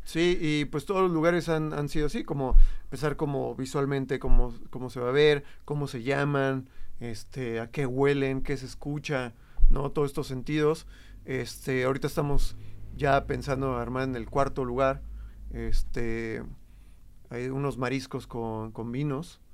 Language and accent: Spanish; Jojutla, Morelos, Mexico; now in Guadalajara, Mexico; yo soy de Jojutla, Morelos